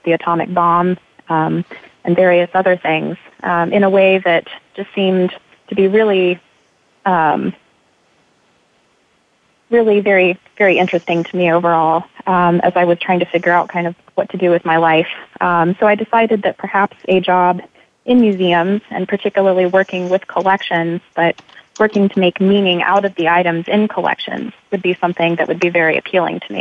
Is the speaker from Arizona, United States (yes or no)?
no; Missouri, United States; moved away as an adult; now in Richmond, United States; back in my home state of Missouri